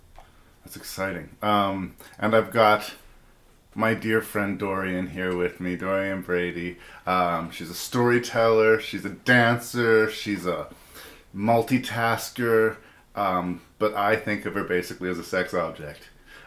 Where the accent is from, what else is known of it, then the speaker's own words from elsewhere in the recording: Canada; I'm your host and I'm Canadian, and thanks for listening.